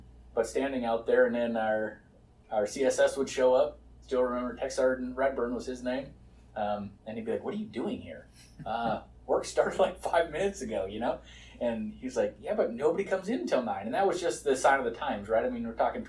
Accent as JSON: {"language": "English", "region": "North Dakota", "country": "United States", "tie": "born or raised there", "said": "I was born and raised in North Dakota, so just a small town kid."}